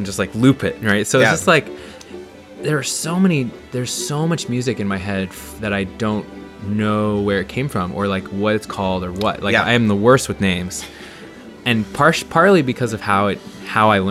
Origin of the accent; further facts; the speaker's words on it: Centralia, Washington, United States; I grew up in Washington State, in a town called Centralia